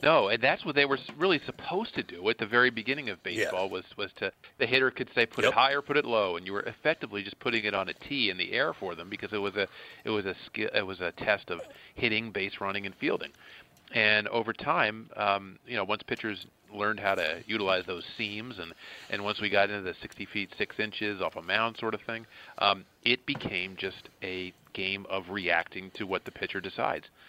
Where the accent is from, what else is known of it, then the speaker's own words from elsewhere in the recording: outside Philadelphia, Pennsylvania, United States; I grew up outside Philadelphia